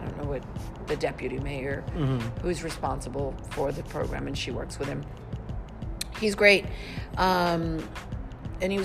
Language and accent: English; Laredo, Texas, United States; I'm not from Juarez, but I'm from Laredo